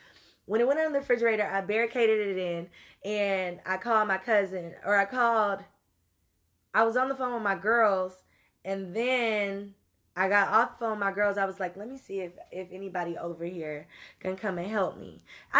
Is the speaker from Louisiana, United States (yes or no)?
yes; Louisiana, United States; I'm from Louisiana. So, and I know I don't have an accent, but that's for y'all, not for me.